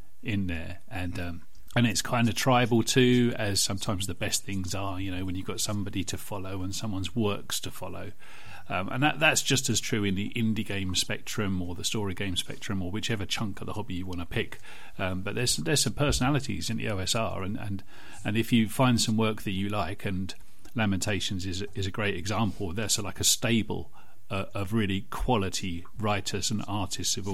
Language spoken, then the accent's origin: English; United Kingdom; I'm British